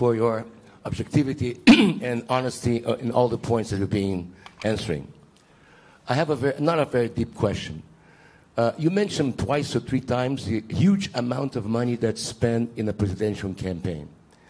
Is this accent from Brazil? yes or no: yes; Brazil; English is a second language; now in United States; I'm an American for 32 years, but I am originally from Brazil.